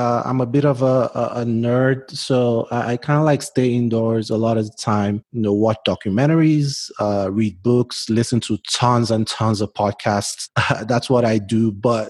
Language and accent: English; Port Harcourt, Rivers State, Nigeria; now in United States; I'm Nigerian. I was born in South Nigeria, a state called Port Harcourt, which is like a seaside city.